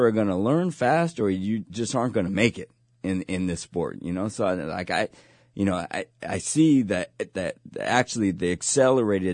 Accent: San Mateo, California, United States; everybody knew I came from San Mateo

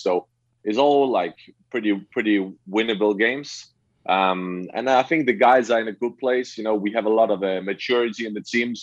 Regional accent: Herning, Central Denmark Region, Denmark; I grew up in Herning, which is like a small town in the Western Denmark

